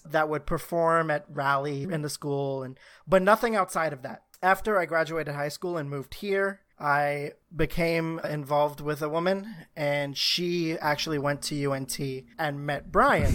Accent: New York City, New York, United States; I grew up in Harlem, spent most of my life there

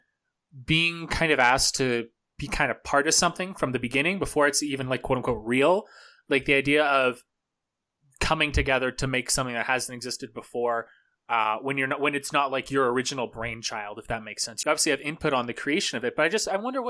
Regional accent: Oregon, United States; I'm from Oregon

